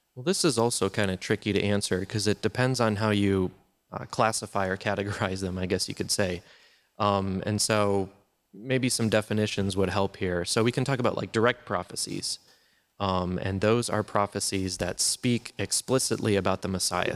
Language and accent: English; Wisconsin, United States; I grew up in Wisconsin, which is the land of cheese and, uh, Green Bay Packers